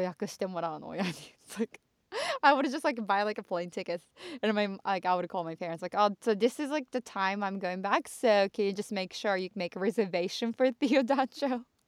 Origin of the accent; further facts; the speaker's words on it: Chofu, Tokyo, Japan; now in Los Angeles, United States; 調布はさ私たちが生まれ育った